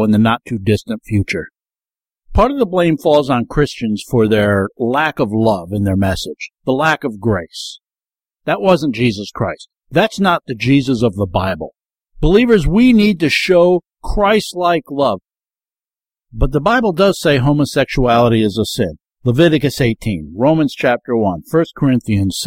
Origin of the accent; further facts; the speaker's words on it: the Catskills, New York, United States; moved away; I grew up down in the Catskills